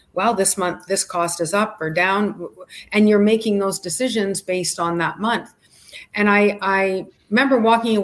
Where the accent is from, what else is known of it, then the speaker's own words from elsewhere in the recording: Canada; moved away as an adult; also born or lived in Calgary; now in Miami Beach, United States; I'm Canadian